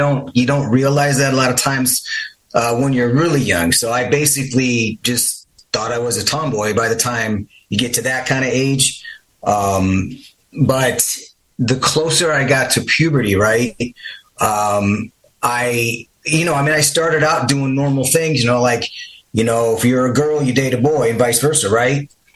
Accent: Midwest, United States; I grew up in the Midwest

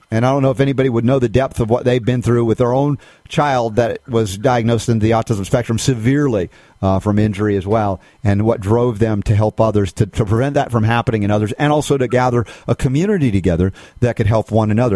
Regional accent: United States; I'm speaking as an American

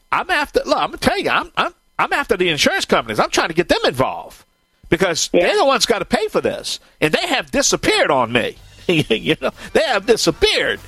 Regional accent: Cajun, Louisiana, United States; I'm the …

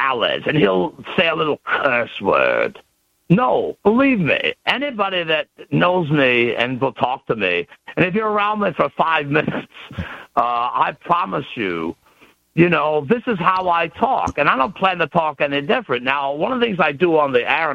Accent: Pennsylvania, United States; I put myself out there as the ultimate example of a Pennsylvanian.

